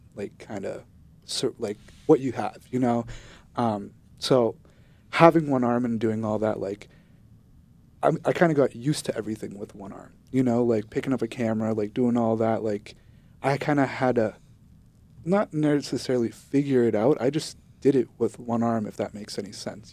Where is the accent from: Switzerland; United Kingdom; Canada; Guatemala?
Guatemala; now in United States; I was born in Guatemala